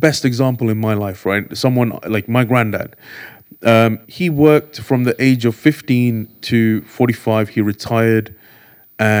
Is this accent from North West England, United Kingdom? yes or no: no; London, United Kingdom; also born or lived in India / Enfield; I grew up in Golders Green. We came in 91 from India to the UK